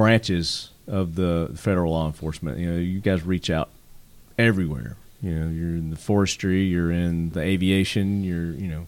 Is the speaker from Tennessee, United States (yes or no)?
yes; Tennessee, United States; I'm from Tennessee, and we had a big fire up in our Smoky Mountains